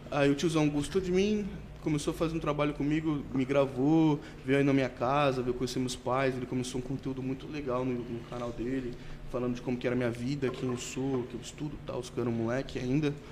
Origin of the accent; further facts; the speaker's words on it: São Paulo, Brazil; eu falo, mano, eu sou da Baixada, tá ligado? E, tipo, na Baixada Santista já são uns caras muito pica, tipo, mano